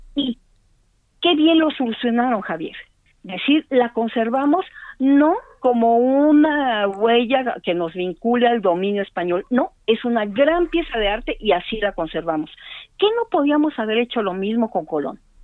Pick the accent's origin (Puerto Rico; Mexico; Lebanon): Mexico; Mexico City; los que somos de aquí de la Ciudad de México